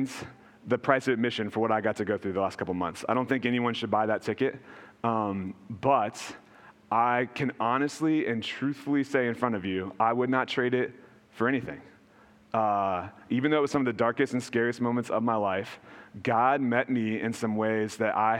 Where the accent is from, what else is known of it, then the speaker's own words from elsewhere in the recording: Virginia, United States; So I grew up in Virginia